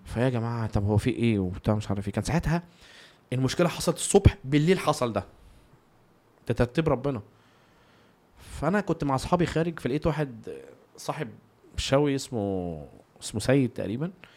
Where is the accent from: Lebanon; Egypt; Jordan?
Egypt; إحنا في كمصريين